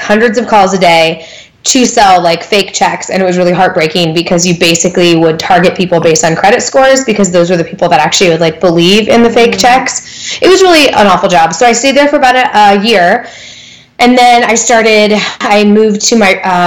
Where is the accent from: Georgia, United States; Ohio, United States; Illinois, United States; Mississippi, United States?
Illinois, United States; Galesburg; moved away as an adult; also born or lived in Greencastle, Indiana; now in Indianapolis, United States; So I grew up in Galesburg, Illinois, which is a town of like 35,000 in West Central. So like almost by Iowa.